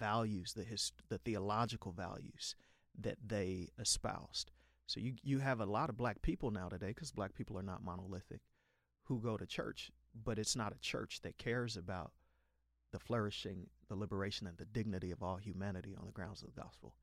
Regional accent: Chicago, Illinois, United States; I was born December eighteen in Chicago on the far south side

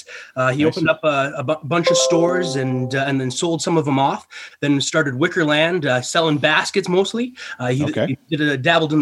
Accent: Calgary, Alberta, Canada; also born or lived in Kelowna, British Columbia; I was born and raised in Calgary.

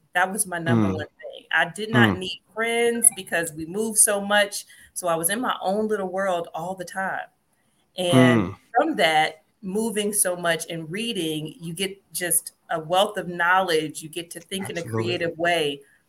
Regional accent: Compton, California, United States; also born or lived in Chicago; But I was born in Chicago, but I was raised in California, Compton, California, for a little bit of my life.

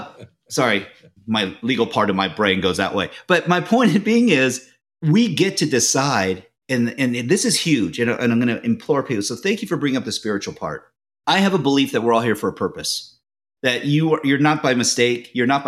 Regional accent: Japan; My father was in the Navy for 30 years. And so I'm from Japan originally. My mother's Japanese. My father's Irish.

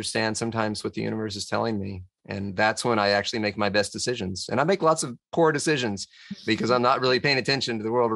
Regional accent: Tennessee, United States; also born or lived in Washington, D.C.; my granddad just happened to get some land in Tennessee and my mom and dad were decided they wanted to try to farm on it

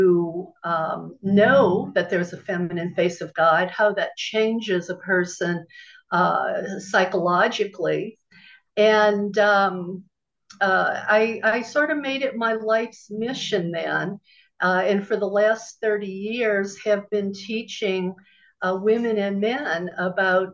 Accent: New Orleans, Louisiana, United States; moved away as an adult; also born or lived in Los Angeles; I grew up in the Bible Belt, in New Orleans specifically

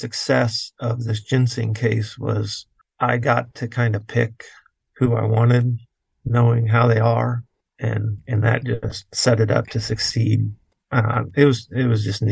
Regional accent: Indiana, United States; moved away as an adult; now in Ohio, United States; I'm really from Indiana

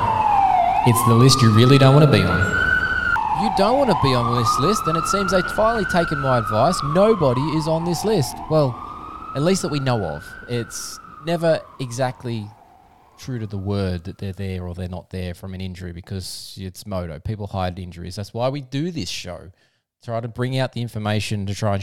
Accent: Australia; as an Aussie fan

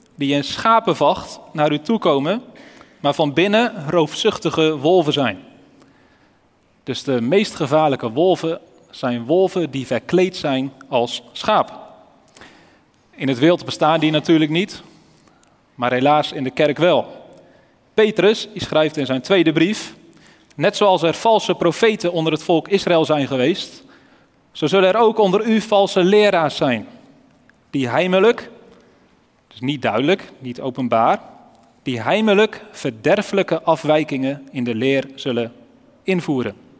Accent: Elspeet, Gelderland, Netherlands; moved away; Ik kom zelf oorspronkelijk uit Elspeet

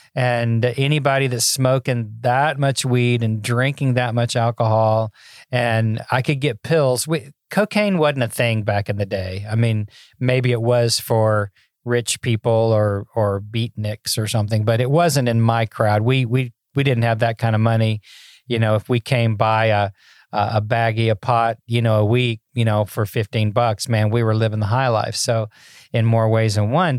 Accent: Memphis, Tennessee, United States; I grew up in Memphis, Tennessee

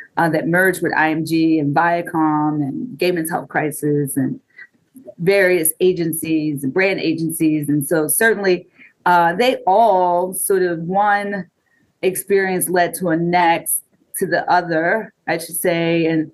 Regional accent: Baltimore, Maryland, United States; I grew up in Baltimore. I am a Baltimore native daughter of Baltimore.

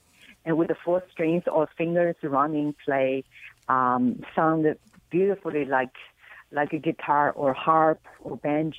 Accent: China; moved away as an adult; now in North America; I was born in China and I grew up in China and studied music in China. And then I, 20-something years ago, I moved to North America

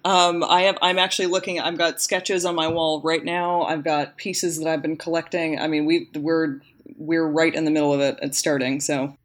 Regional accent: the Valley, Northern California, United States; we were born and kind of, we grew up in Northern California, but we also grew up in the Valley.

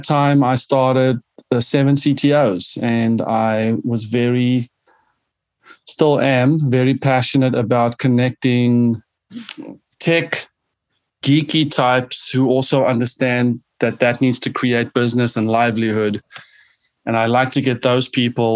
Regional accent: South Africa; moved away; born and raised in South Africa

